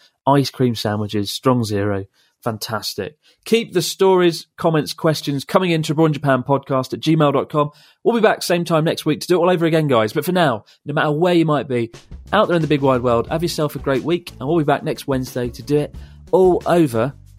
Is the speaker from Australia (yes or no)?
yes; Melbourne, Victoria, Australia; I'm from Melbourne